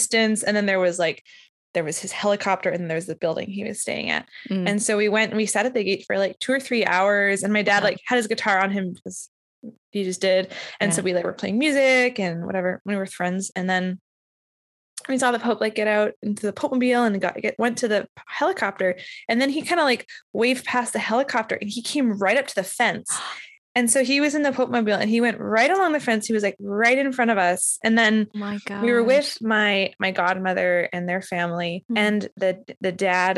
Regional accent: Winnipeg, Manitoba, Canada; I grew up in Winnipeg

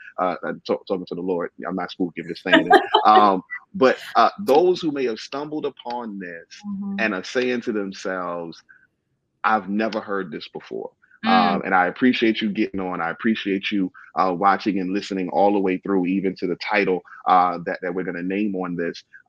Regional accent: New York City, New York, United States; moved away as an adult; also born or lived in Baltimore, Maryland; now in Florida, United States; I was born in Brooklyn and then did work in Baltimore, both of those urban. And then God moved me to Florida

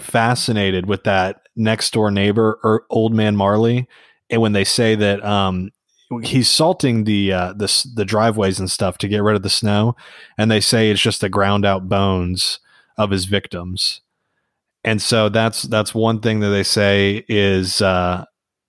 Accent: the South, United States; I'm from the South.

